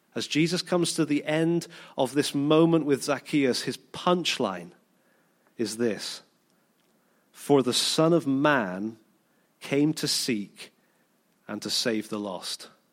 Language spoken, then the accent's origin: English; United Kingdom; we're, we're British, most of us